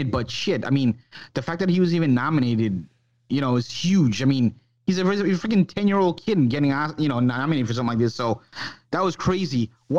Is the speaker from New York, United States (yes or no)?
yes; New York, United States; it was shot in New York. That's my hometown.